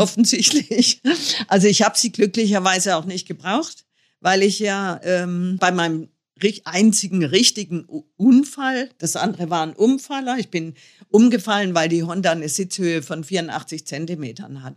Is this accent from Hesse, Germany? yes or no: yes; North Hesse, Germany; Nordhessen, wo ich herkomme